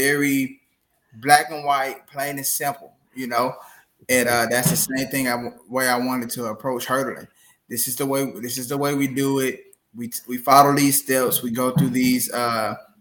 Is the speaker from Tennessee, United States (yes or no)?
yes; Memphis, Tennessee, United States; moved away as an adult; also born or lived in Jonesboro, Arkansas; now in Humble, Texas, United States; born and raised in Memphis, Tennessee